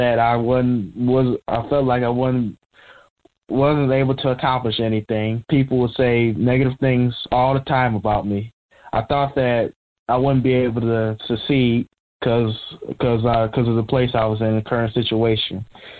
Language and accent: English; Michigan, United States; I'm a 19-year-old, born and raised in Michigan